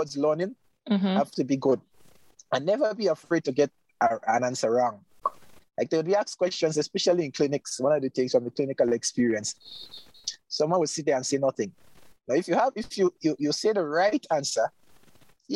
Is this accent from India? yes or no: no; Grenada; I'm a veterinarian. I'm living in my home country.